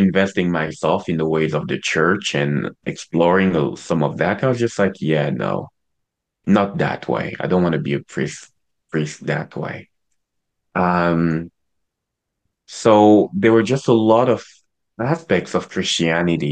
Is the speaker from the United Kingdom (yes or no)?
no; Cameroon; I was born and raised in Cameroon.